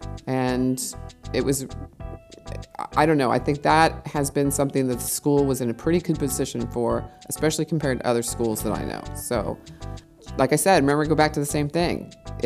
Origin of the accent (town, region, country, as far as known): United States; moved away as an adult; also born or lived in Los Angeles; now in Berlin, Germany